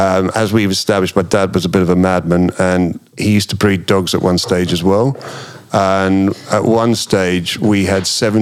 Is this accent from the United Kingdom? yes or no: yes; England, United Kingdom; I can be very English